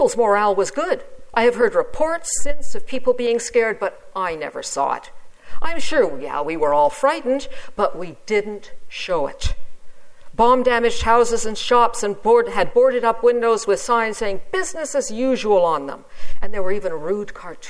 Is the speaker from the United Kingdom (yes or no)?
yes; England, United Kingdom; I was born in England